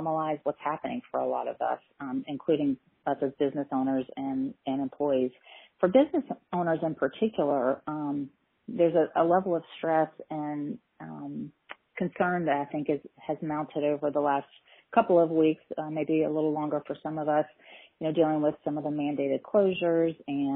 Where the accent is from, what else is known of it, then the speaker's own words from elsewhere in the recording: Tallahassee, Florida, United States; I am actually born and raised in Tallahassee and have a private practice here in town